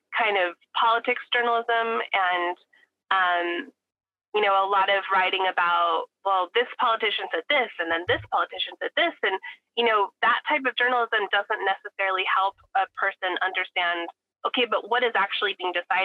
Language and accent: English; Fresno, California, United States; moved away as an adult; also born or lived in East Coast / Oakland; now in Fresno, United States; I'm from the Fresno area, but I left in 2008 to go to grad school on the East Coast, and didn't think I would come back to Fresno